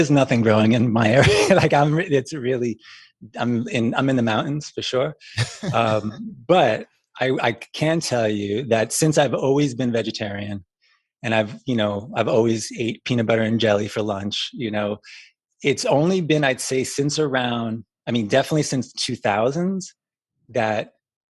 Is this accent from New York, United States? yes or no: yes; New York City, New York, United States; moved away as an adult; also born or lived in Brooklyn / Queens / California; now in Vermont, United States; I grew up in New York City